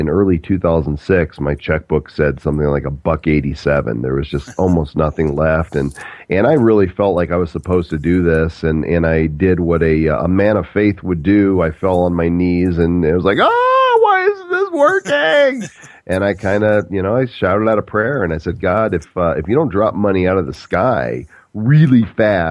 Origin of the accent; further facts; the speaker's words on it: Illinois, United States; moved away as an adult; also born or lived in Dallas, Texas; I grew up in Illinois and went to the University of Illinois, graduated from there